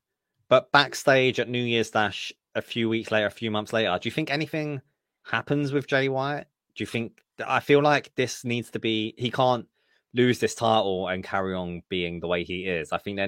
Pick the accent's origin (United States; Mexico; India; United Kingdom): United Kingdom; I'm British.